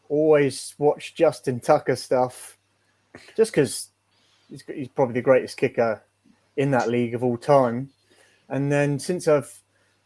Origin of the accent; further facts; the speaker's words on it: England, United Kingdom; moved away as an adult; now in Edmonton, Canada; for being English